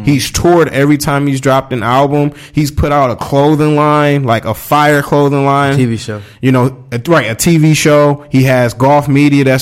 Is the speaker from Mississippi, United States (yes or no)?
yes; Mississippi, United States; you know I'm country I'm from Mississippi